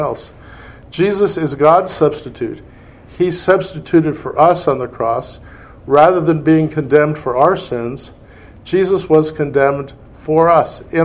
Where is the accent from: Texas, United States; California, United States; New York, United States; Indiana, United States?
Indiana, United States; I'm from Indiana, my wife's from Indiana